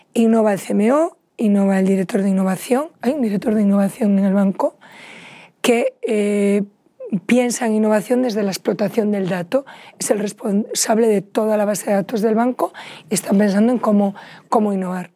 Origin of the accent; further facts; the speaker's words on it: Vigo, Galicia, Spain; los dos somos gallegos, desde Pontevedra, yo soy de Vigo